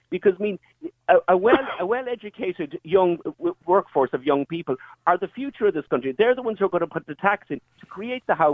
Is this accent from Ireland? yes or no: yes; Connacht, Ireland; I've never swung a hurl in my life. I'm from Mayo.